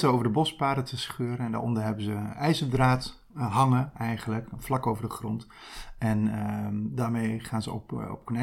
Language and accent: Dutch; Gelderland, Netherlands; Ja, ik kom zelf uit de Achterhoek.